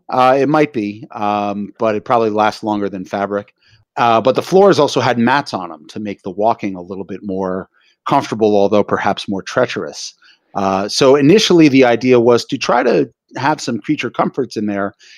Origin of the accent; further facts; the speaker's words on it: New York City, New York, United States; I'm a native New Yorker, born and raised in Greenwich Village.